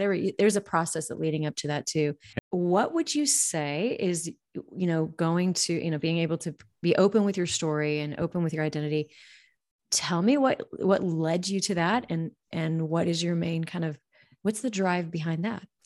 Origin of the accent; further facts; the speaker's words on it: Montana, United States; I grew up in Montana